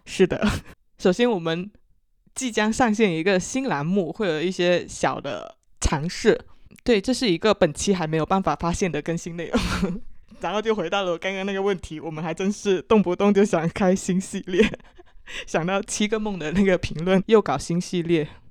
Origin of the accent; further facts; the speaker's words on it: Guangdong, China; accent: Chaoshan; 我是潮汕口音